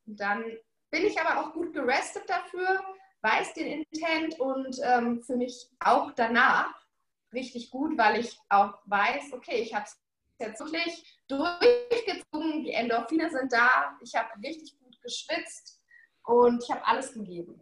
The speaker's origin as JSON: {"language": "German", "region": "Berlin", "country": "Germany", "tie": "born or raised there", "said": "in Berlin, in meiner Heimat"}